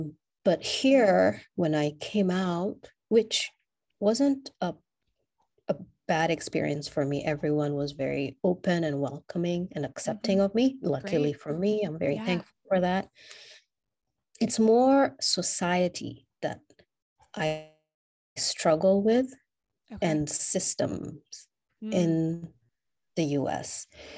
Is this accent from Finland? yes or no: no; Kenya; first language English; I would consider English my first language because in Kenya, we have two national languages.